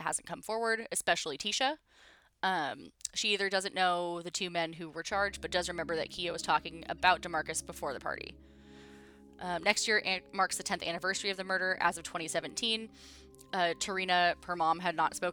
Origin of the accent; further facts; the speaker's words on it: United States; I'm a useless, American